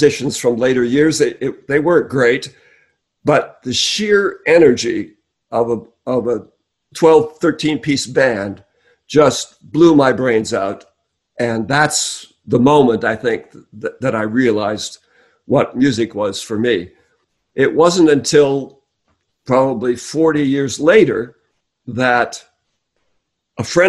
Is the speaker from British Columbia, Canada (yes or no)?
yes; New Westminster, British Columbia, Canada; now in Los Angeles, United States; I'm originally Canadian.